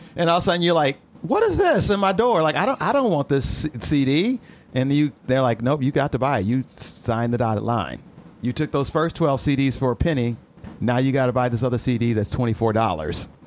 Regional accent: Peoria, Illinois, United States; moved away; who I was in Peoria growing up

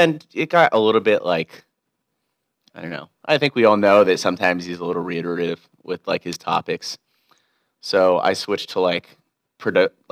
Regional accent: Laguna Hills, California, United States; also born or lived in Westlake, Los Angeles; I'm originally from Orange County

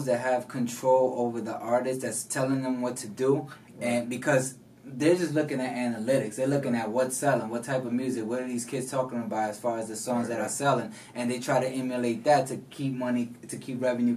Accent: New York, United States; I came from New York, from the Bronx

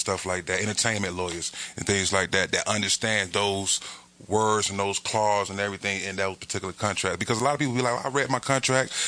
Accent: Atlanta, Georgia, United States; I'm from Atlanta

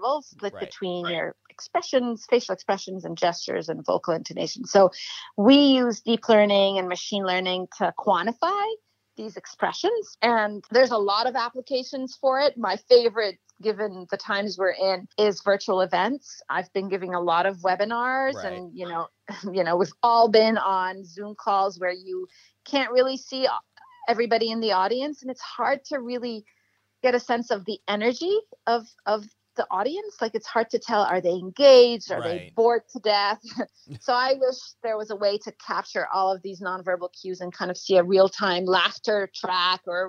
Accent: Egypt; moved away as an adult; also born or lived in Cambridge, United Kingdom; now in United States; I grew up in Egypt

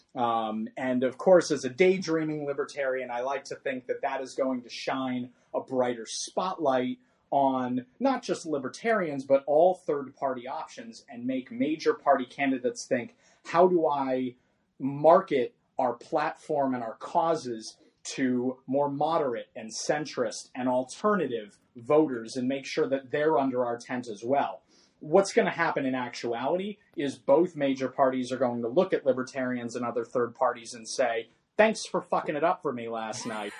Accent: California, United States; my home state of California

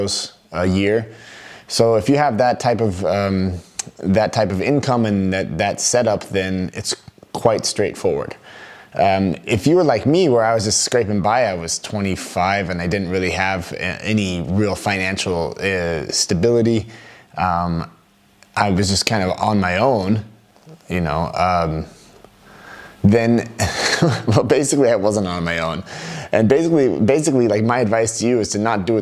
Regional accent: United States; moved away as an adult; now in Germany; I'm an American

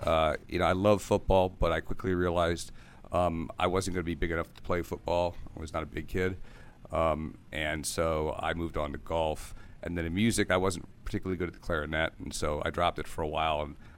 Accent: Severna Park, Maryland, United States; I grew up in Severna Park, Maryland.

